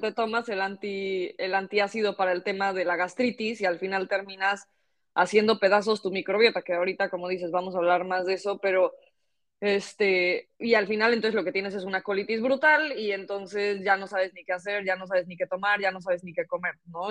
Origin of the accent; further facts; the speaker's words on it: Mexico; moved away as an adult; now in Barcelona, Spain; yo soy de México y bueno, me gradué ya de la carrera y terminé haciendo mi máster en Barcelona, donde vivo actualmente